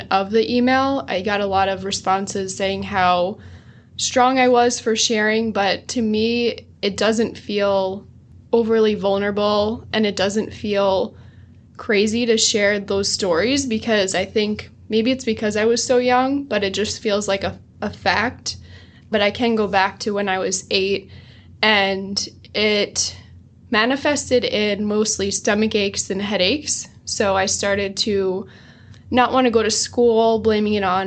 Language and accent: English; New Jersey, United States; I am from New Jersey, proud Jersey girl